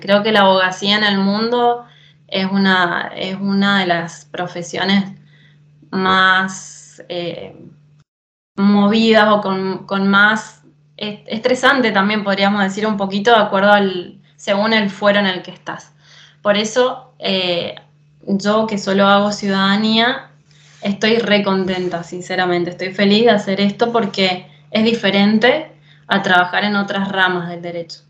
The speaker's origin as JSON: {"language": "Spanish", "town": "San Rafael", "region": "Mendoza", "country": "Argentina", "moved": "as an adult", "lives_now": "Italy", "said": "yo vengo de San Rafael, Mendoza"}